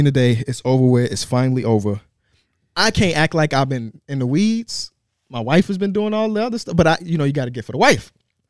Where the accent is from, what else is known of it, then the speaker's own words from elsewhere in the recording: Oak Park, Illinois, United States; also born or lived in Plainfield, Illinois; I was born in Oak Park, I think